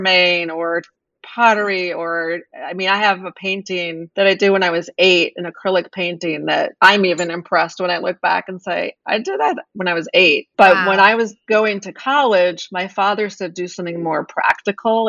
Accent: East Coast, United States; moved away as an adult; also born or lived in New York; now in Los Angeles, United States; I'm from the East Coast and I live in Los Angeles and I was living in New York

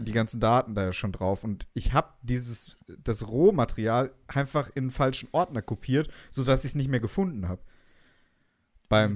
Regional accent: Hesse, Germany

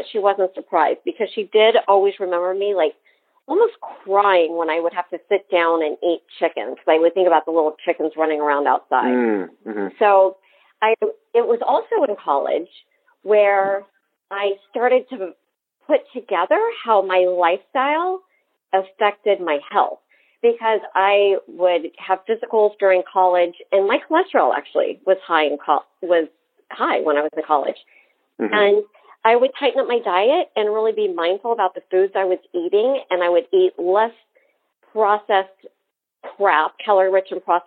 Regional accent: Wichita, Kansas, United States; now in Miami, United States; I grew up in Wichita, Kansas, and we had like the family dinner

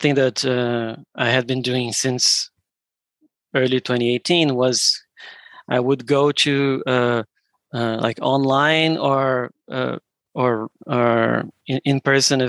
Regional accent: Brazil; we're from Brazil

